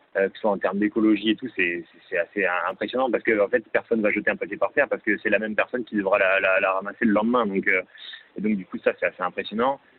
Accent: Libourne, Nouvelle-Aquitaine, France; Libourne, la ville, ma ville natale

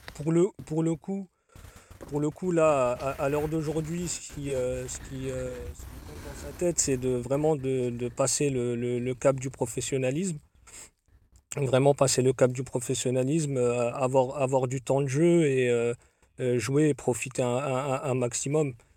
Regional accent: Paris, Île-de-France, France; sachant qu'on est originaire, de Paris

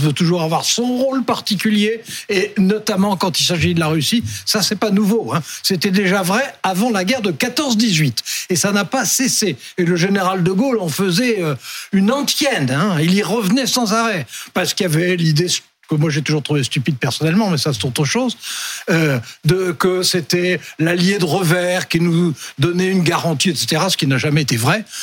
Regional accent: France; comme on est français

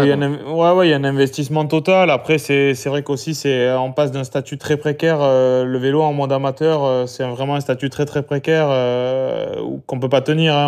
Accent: Albi, Occitania, France; je suis né à Albi et j'ai grandi à Albi

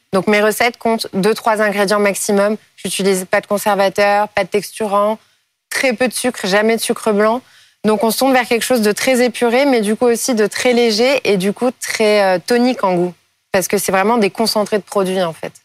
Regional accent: Paris, Île-de-France, France; je suis née à Paris, je suis une fervente parisienne

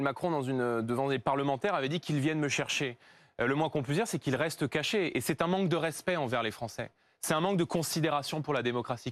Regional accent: Saint-Denis, Île-de-France, France; j'ai grandi en Seine-Saint-Denis, j'ai grandi dans une cité HLM de Saint-Denis

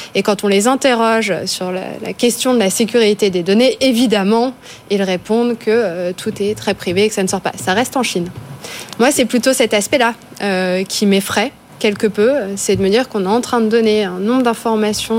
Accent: Charleville-Mézières, Grand Est, France; je viens de Charleville-Mézières, euh, dans les Ardennes

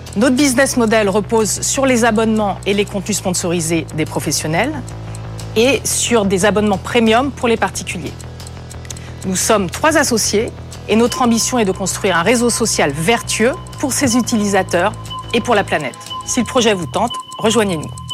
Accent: Brittany, France; moved away as an adult; je suis née en Bretagne, au bord de la mer

